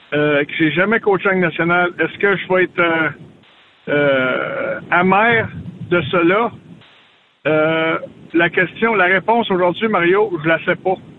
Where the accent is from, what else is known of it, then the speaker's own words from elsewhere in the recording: Gatineau, Quebec, Canada; je suis de Gatineau